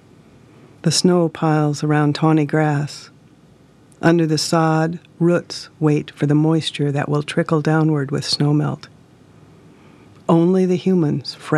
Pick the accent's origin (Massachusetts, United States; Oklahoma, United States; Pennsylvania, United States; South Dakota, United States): South Dakota, United States; Hermosa; I'm from Hermosa, South Dakota. I live on a ranch 5 miles south of that town